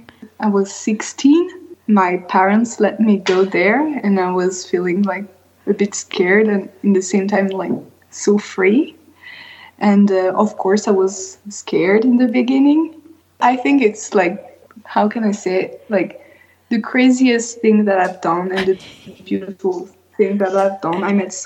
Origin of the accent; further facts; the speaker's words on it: Marseille, Provence-Alpes-Côte d'Azur, France; English is a second language; also born or lived in Denver, United States / Sardinia, Italy; I grew up in Marseille because my dad is a chef. We used to travel a lot and we lived in US, in Denver, in Colorado, and in Sardinia and in other town in France.